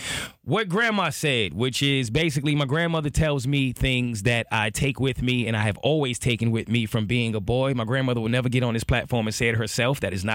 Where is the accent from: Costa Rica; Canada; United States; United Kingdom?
United States; New York; now in Atlanta, United States; But if overall in Atlanta, being a New Yorker, I would say my favorite thing is the energy.